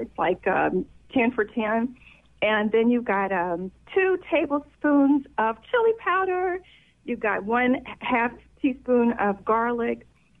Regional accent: the South, United States; because I'm from the South

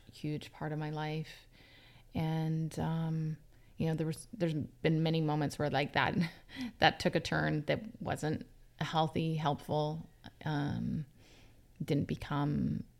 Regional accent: Vancouver, British Columbia, Canada; I grew up mostly on the North Shore of Vancouver.

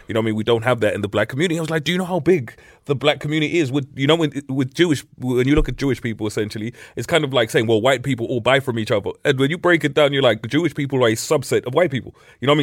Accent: Middlesbrough, North East England, United Kingdom; growing up in Middlesbrough

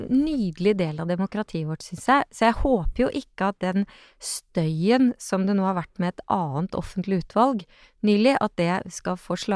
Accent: Askim, Østfold, Norway; Jeg kom fra Askim, det var liksom det var ikke, Når jeg dro til Oslo, så var det ikke på operaen.

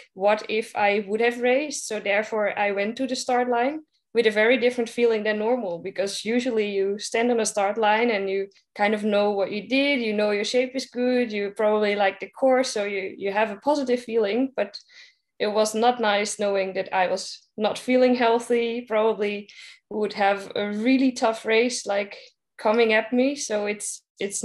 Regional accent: Netherlands; I'm coming from the Netherlands, so we live in a country where everybody uses his or her bike

